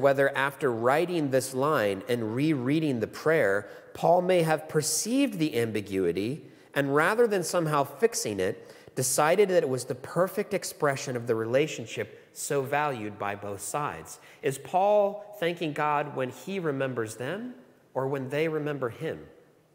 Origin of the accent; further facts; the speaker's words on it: United States; moved away as an adult; now in Australia; I'm an American. Not from these parts